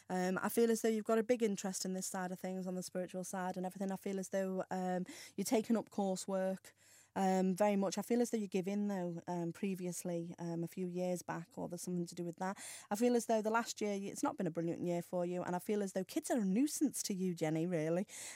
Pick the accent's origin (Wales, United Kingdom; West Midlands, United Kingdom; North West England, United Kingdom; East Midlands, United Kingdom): North West England, United Kingdom; Ellesmere Port; I'm Ellesmere Port.